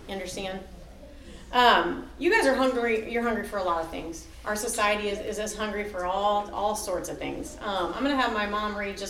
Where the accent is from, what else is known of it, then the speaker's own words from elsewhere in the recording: Alton, United States; I grew up in Alton.